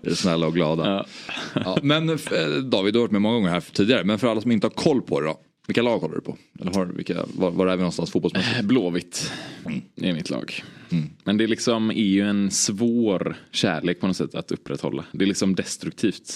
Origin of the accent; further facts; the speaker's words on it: Stockholm, Stockholm County, Sweden; ens egen bild som stockholmare